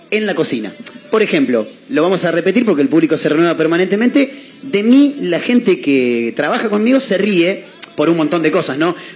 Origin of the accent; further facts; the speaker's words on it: Switzerland; Me parece que cuando yo me crié en Suiza, cuando yo estaba allá, viste hicimos muchos viajes por Europa